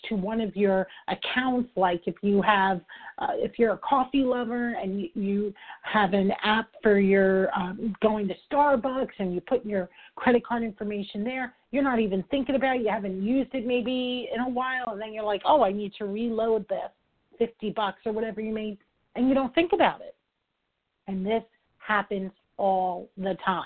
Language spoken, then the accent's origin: English; New York, United States; I'm from New York. I talk fast